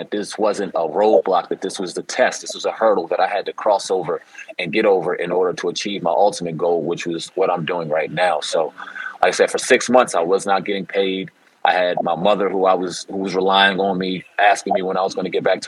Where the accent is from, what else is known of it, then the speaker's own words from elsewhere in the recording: New Jersey, United States; I'm from South Jersey area